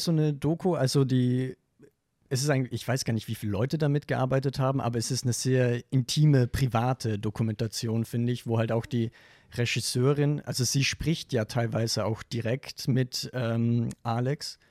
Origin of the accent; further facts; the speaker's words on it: western Austria, Austria; ich komme aus Westösterreich